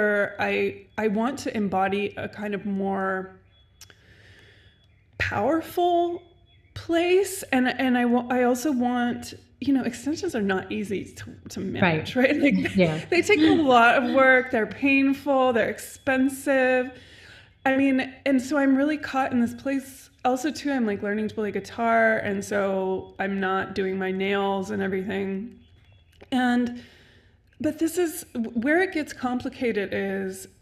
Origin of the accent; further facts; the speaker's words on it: Santa Barbara, California, United States; moved away; also born or lived in London; I'm from Santa Barbara. It's like a beach town